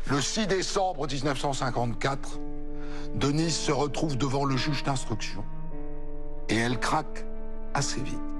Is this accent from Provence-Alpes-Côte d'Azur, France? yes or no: no; Bayonne, Nouvelle-Aquitaine, France; j'ai grandi au Pays Basque, à Bayonne